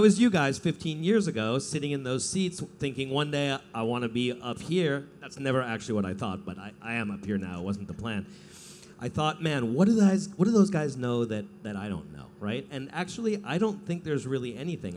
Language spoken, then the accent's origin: English; Los Angeles, California, United States; But I'm from LA, and honestly, I grew up like a latchkey kid